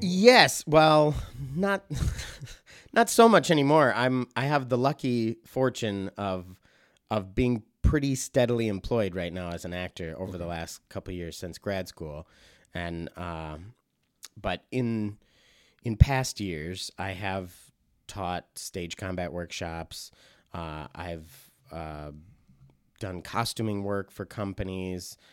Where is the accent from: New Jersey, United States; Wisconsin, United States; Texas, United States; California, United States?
Wisconsin, United States; Mount Horeb; moved away; also born or lived in Stevens Point, Wisconsin; I'm from uh, Mount Horeb, Wisconsin